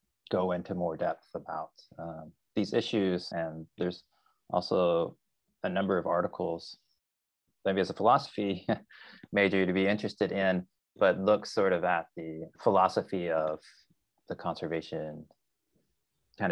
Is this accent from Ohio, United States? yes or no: no; Arkansas, United States; moved away as an adult; also born or lived in California; grew up in a very rural area of Arkansas in the 1980s